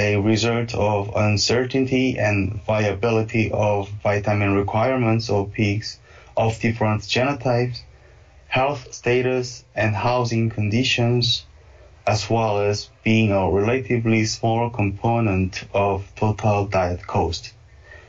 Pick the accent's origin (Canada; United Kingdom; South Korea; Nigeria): South Korea; moved away as an adult; now in Minnesota, United States; I'm from South Korea and received my master and PhD degrees from Seoul National University